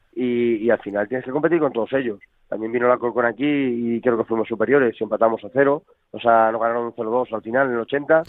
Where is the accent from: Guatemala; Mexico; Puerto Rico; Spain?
Spain; Talavera de la Reina, Castilla-La Mancha; he sido canterano y soy nacido en Talavera